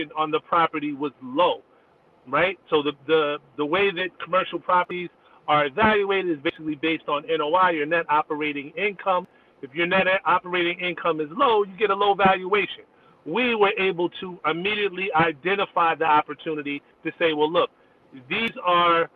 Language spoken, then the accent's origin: English; New Jersey, United States; also born or lived in Atlanta; my home state of New Jersey, which really only because I started there, because that's where I grew up